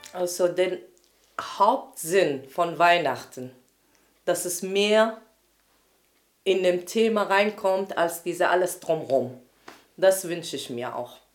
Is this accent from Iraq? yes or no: yes; Iraq; now in Germany; ich komme aus dem Irak, auch Christen, Katholiken und lebe seit 84 hier in Deutschland.